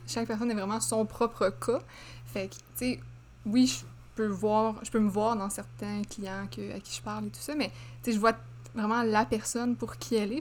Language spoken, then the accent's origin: French; Laval, Quebec, Canada; je viens de Laval